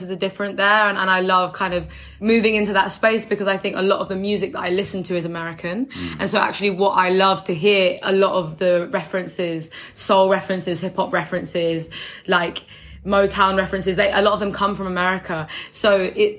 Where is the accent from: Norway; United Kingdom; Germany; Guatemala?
United Kingdom; London; Where I'm from, I don't live there anymore, but I'm from Deptford in New Cross